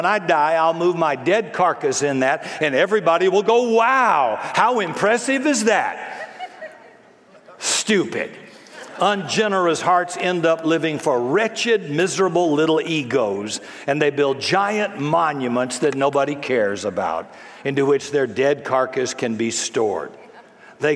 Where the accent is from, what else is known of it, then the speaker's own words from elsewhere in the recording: the South, United States; I was raised in the South.